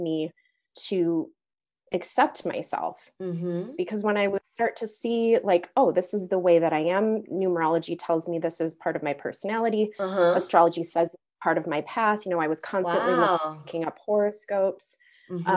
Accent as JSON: {"language": "English", "area": "suburbs of St. Paul, Minneapolis area", "region": "Minnesota", "country": "United States", "tie": "born or raised there", "also_born_or_lived": "Zuni, New Mexico", "said": "I'm in Minnesota, and I grew up in the suburbs of our metropolitan area, St. Paul, Minneapolis area"}